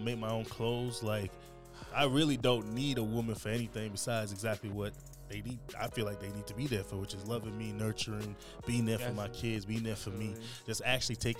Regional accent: Jamaica; now in United States; I'm from Jamaica

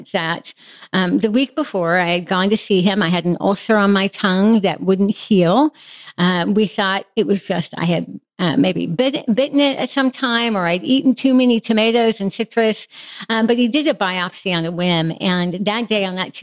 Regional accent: Midwest, United States; I have a really solid, fairly typical childhood of faith, growing up in the Midwest

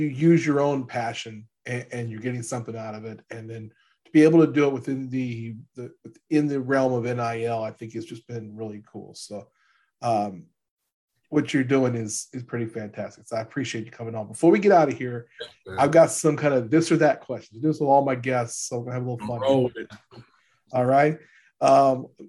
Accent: Louisiana, United States; now in Kansas, United States; I'm from Louisiana, living in Kansas

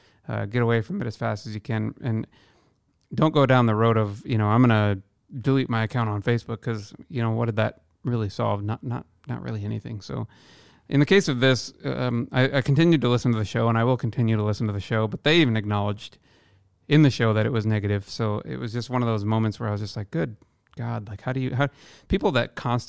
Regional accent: Midwest, United States; I'm from the Midwest, where generally beliefs are much, much different than they are on the coasts, right?

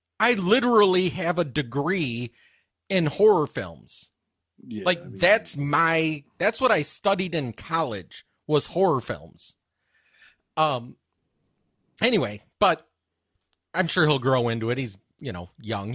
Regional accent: Michigan, United States; I grew up in Michigan where we get snow like that.

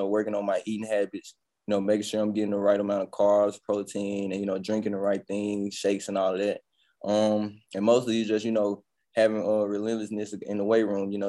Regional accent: Jackson, Mississippi, United States; I come from Jackson, Mississippi, man. It's a You know, it's a dog-eat-dog world down there

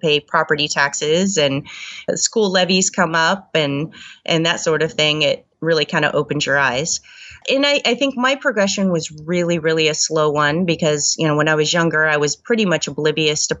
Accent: the Northwest, Pacific Northwest, United States; I grew up here in the Northwest

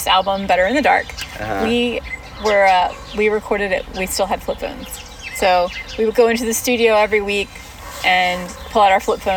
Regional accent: Roanoke, Virginia, United States; moved away as an adult; also born or lived in Charlottesville, Virginia; now in Washington, D.C. area, United States; I'm from Southwest Virginia, from Roanoke.

